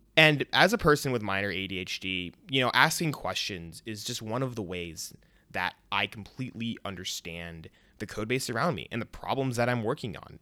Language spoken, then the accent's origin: English; Chicago suburbs, Illinois, United States; moved away as an adult; also born or lived in Champaign, Illinois; I was born in Chicago, raised in the suburbs, went to the University of Illinois